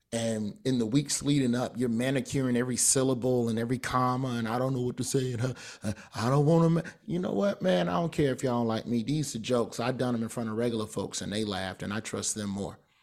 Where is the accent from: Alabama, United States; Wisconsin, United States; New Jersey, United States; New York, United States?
Alabama, United States; Birmingham; I'm from Birmingham.